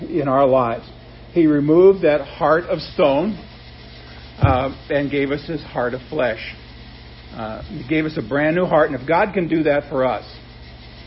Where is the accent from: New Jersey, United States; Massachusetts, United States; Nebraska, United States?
Nebraska, United States; growing up in Nebraska.